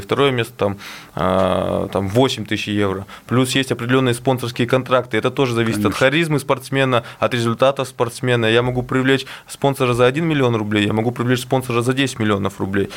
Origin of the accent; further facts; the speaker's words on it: Yekaterinburg, Sverdlovsk Oblast, Russia; Екатеринбург – это мой родной город, где я живу